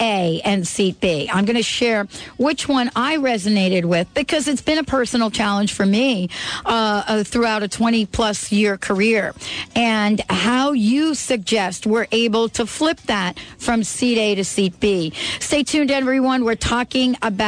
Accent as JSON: {"language": "English", "region": "New York", "country": "United States", "tie": "born or raised there", "said": "I grew up in New York"}